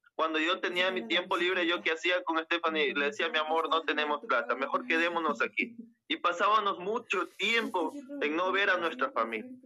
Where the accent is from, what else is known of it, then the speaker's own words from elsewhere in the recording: Las Naves, Bolívar, Ecuador; Yo soy del Cantón Las Naves, provincia de Bolívar